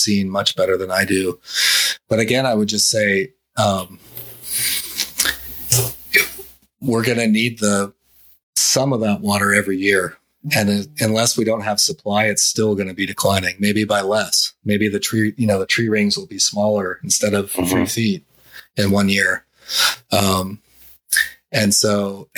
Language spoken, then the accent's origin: English; Colorado, United States; moved away as an adult; now in New Orleans, United States; I grew up in Colorado, and I remember school being canceled for 3 foot snowdrift blizzards